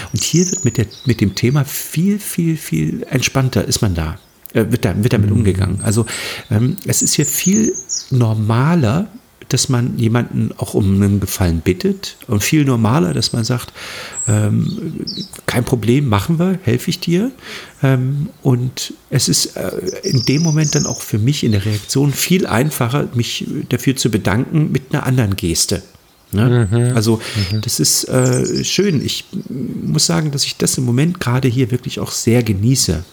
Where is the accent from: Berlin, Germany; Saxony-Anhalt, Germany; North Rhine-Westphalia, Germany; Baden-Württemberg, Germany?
Saxony-Anhalt, Germany; Halle; moved away as an adult; also born or lived in Hamburg; now in Mecklenburg, Germany; ich bin im Osten geboren, im Osten aufgewachsen, bin mit 18 damals ähm, aus Halle an der Saale nach Hamburg, habe in Hamburg 30 Jahre gelebt und bin jetzt wieder zurück in den Osten nach Mecklenburg gezogen